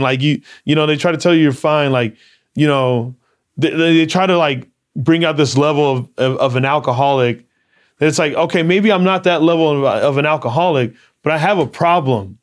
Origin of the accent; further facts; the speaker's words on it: Arizona, United States; growing up in Arizona